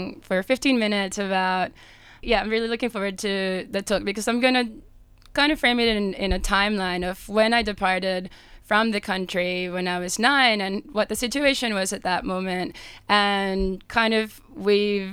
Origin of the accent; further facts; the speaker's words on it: Mérida, Venezuela; moved away; from Merida, which is my hometown